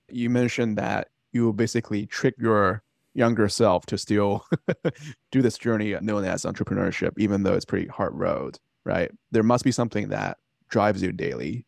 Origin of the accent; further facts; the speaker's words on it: China; moved away as an adult; now in Boston, United States; born and raised in China